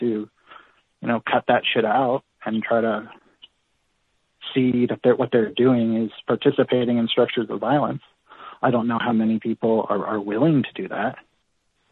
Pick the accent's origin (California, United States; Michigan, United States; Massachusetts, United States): California, United States; Bay Area; I grew up in the Bay Area in California